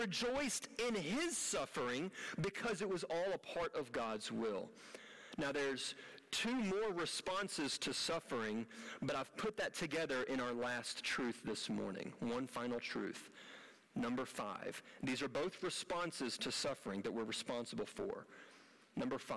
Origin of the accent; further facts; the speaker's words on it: United States; as an American